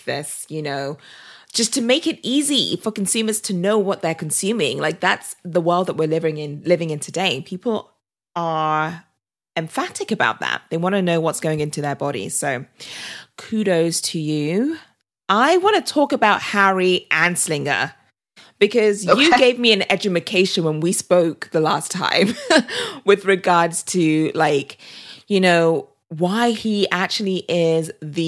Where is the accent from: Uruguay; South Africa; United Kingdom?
United Kingdom; I'm British